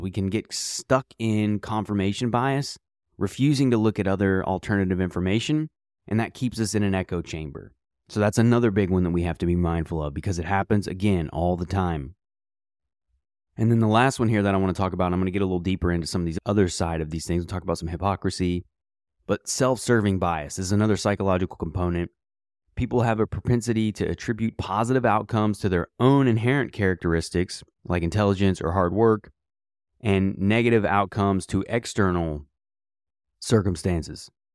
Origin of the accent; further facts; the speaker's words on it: United States; as an American